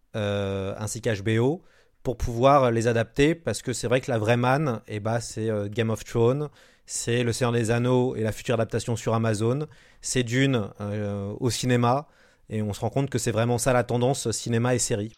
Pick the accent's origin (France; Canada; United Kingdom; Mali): France; en tant que français, auteur français